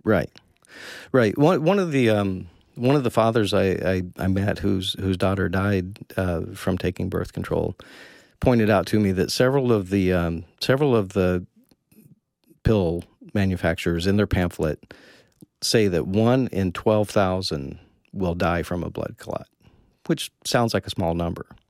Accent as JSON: {"language": "English", "region": "Kentucky", "country": "United States", "tie": "born or raised there", "said": "I was born in Kentucky"}